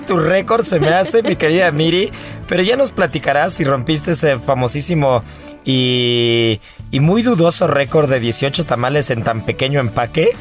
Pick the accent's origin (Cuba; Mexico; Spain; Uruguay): Mexico